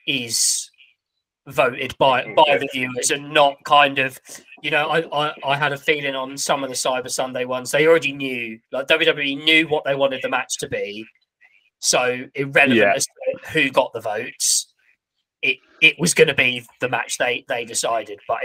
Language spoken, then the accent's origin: English; England, United Kingdom; as an Englishman